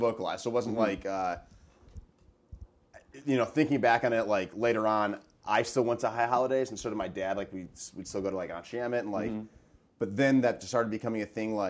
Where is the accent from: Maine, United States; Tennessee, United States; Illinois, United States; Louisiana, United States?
Illinois, United States; Chicago; moved away as an adult; also born or lived in Hamilton, New York; I was born and raised in Chicago